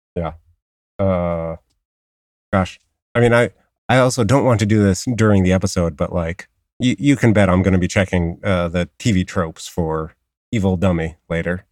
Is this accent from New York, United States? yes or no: yes; Long Island, New York, United States; accent: Long Island; my Long Island accent